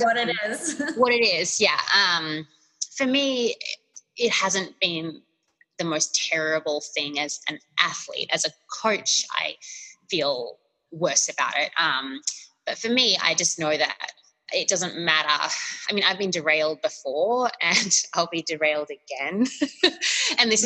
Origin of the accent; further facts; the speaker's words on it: Australia; now in United States; being Australian in the US